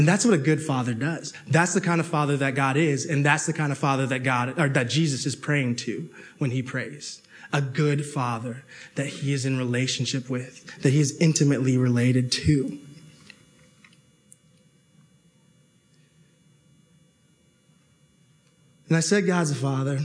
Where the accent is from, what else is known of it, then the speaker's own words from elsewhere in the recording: Toronto, Ontario, Canada; I grew up in Toronto